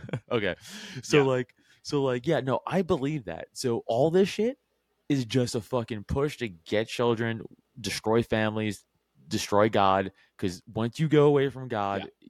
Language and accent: English; New York City, New York, United States; I'm from Staten Island, which is important to the story because I was in high school during 9/11